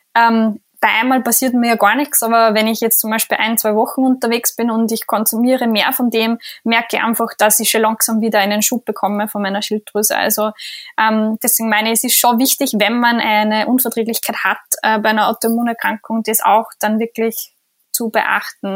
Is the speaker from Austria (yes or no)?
yes; Austria; bei uns in Österreich